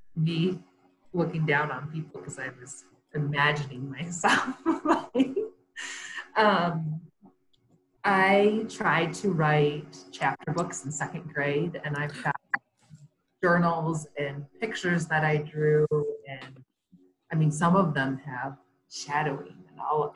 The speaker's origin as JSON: {"language": "English", "town": "Comstock Park", "region": "Michigan", "country": "United States", "tie": "born or raised there", "also_born_or_lived": "Sparta, Michigan", "moved": "as an adult", "lives_now": "Colorado Springs, United States", "said": "I grew up in Comstock Park, Michigan"}